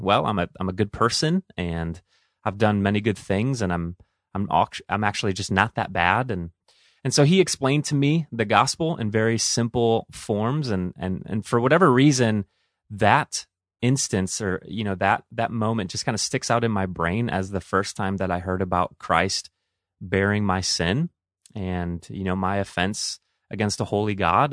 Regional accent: Toledo, Ohio, United States; now in Willmar, United States; I grew up in Toledo, Ohio, so those are my stomping grounds

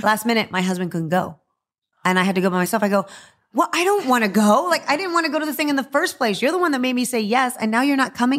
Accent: Texas, United States; I'm from Texas, so Texas is a football

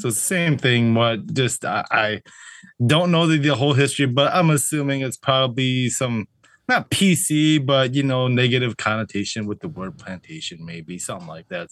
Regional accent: Wisconsin, United States; moved away; I'm from Wisconsin

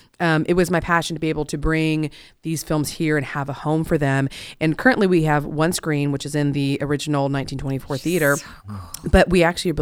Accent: Oklahoma City, Oklahoma, United States; I'm from Oklahoma City. I'm born and raised here

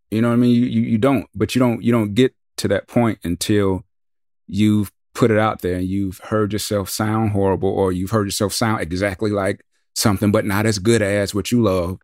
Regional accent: the South, United States; we're from the South

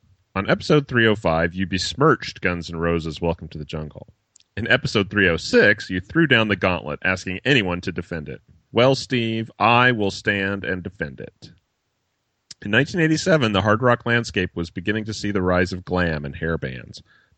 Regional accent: Croatia; English is a second language; I'm from Croatia, Europe, but in the 1980s, we were still part of Yugoslavia, the country that gave you the Yugo.

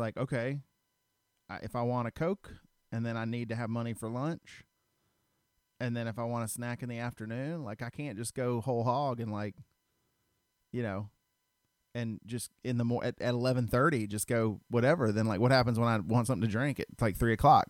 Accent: Stone Mountain, Georgia, United States; I grew up in Stone Mountain

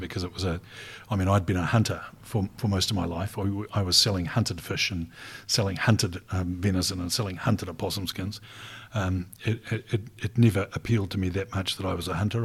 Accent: Rotorua, Bay of Plenty, New Zealand; also born or lived in Dunedin; now in Christchurch, New Zealand; I grew up in Rotorua

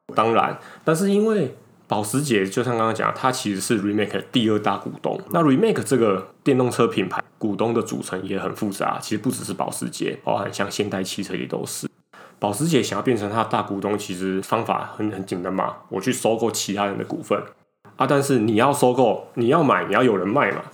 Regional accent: southern Taiwan, Taiwan; now in northern Taiwan; 我们两个其实是北漂上来的

